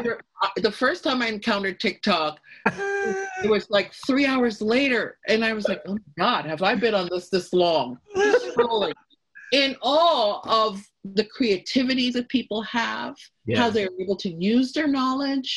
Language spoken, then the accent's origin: English; United States; being an American